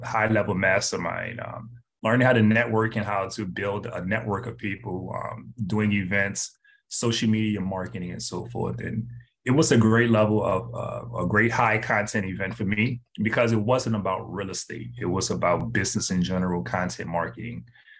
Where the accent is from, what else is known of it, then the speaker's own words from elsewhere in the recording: New Orleans, Louisiana, United States; born there; So I was born in New Orleans, Louisiana.